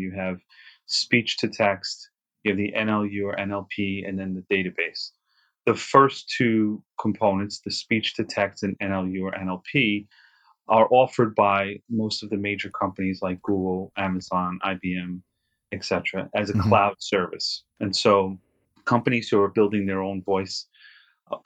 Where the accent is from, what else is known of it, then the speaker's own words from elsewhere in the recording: New York City, New York, United States; where I grew up in Queens